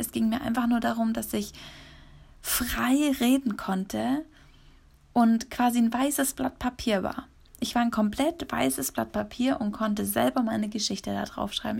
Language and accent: German; Munich, Bavaria, Germany; in München bin, wenn ich in meiner Heimat bin